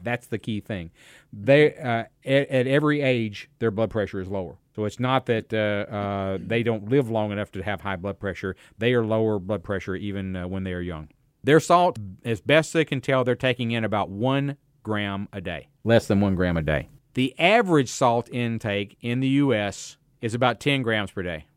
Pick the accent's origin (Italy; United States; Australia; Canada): United States; I grew up in America